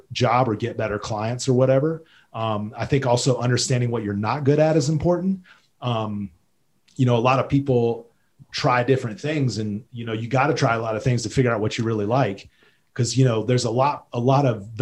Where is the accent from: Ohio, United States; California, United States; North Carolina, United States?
North Carolina, United States; moved away as an adult; now in Jackson, United States; I'm from North Carolina. I grew up on near the coast.